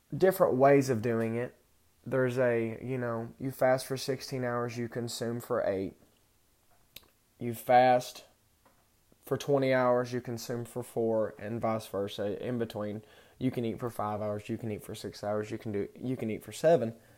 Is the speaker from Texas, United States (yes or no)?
yes; Texas, United States; I grew up in Texas